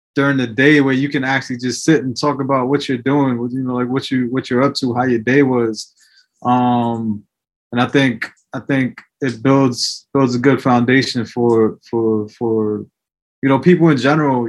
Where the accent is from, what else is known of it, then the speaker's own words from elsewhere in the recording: New York City, New York, United States; also born or lived in El Salvador; when I was younger, I was growing up in the Bronx